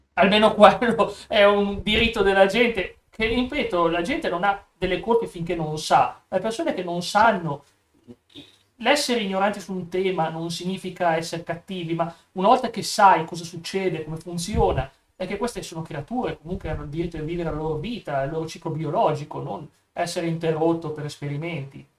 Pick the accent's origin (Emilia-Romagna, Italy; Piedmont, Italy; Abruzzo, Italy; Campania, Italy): Piedmont, Italy; Vercelli; Torino, dalla mia parte, sono di Vercelli, un po' più su